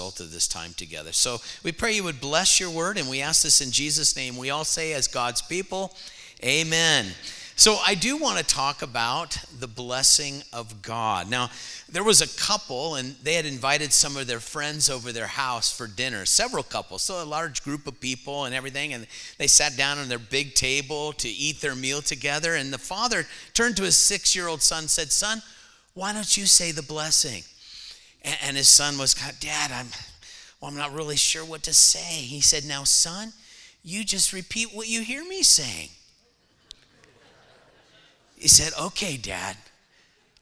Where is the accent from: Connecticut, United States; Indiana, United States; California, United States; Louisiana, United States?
California, United States; moved away as an adult; now in Texas, United States; I was actually born in California, but I lived there 30 years